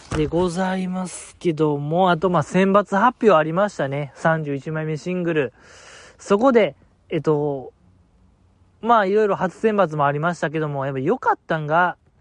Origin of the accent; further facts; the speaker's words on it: Osaka, Japan; 大阪府民ですから